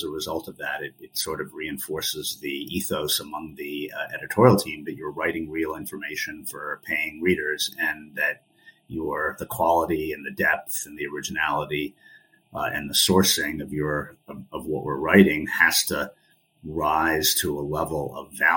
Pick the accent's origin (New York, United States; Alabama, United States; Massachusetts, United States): New York, United States; New York City; also born or lived in Connecticut / Maine; I grew up in New York City. I grew up in Manhattan on the Upper East Side